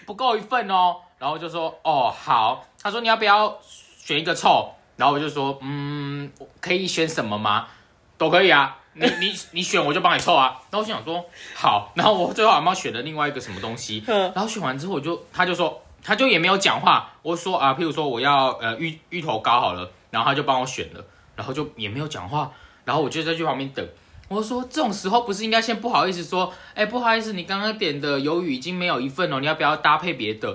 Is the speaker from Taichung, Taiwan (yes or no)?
yes; Taichung, Taiwan; moved away as an adult; also born or lived in Kaohsiung; now in Taipei, Taiwan; 我是台中人，那我从小到大都住在台中